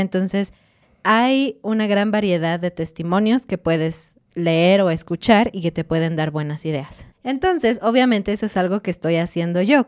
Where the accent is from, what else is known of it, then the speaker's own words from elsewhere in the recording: Mexico; cuando tú estás como mexicano, estoy diciendo, hablando inglés en la calle